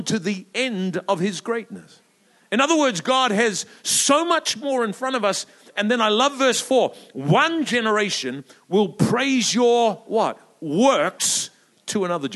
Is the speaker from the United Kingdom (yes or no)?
no; New Zealand; moved away; also born or lived in Melbourne, Australia; I'm a Kiwi by birth